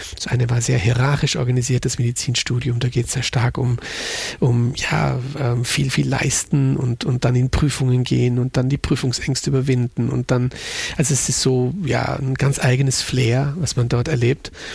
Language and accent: German; Munich, Bavaria, Germany; moved away as an adult; now in Innsbruck, Austria; ich bin ja Münchner